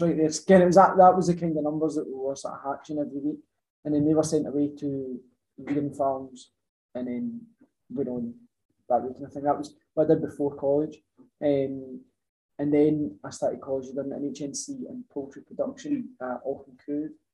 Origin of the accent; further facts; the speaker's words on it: Ayrshire, Scotland, United Kingdom; I'm from Ayrshire originally, always stayed in Ayrshire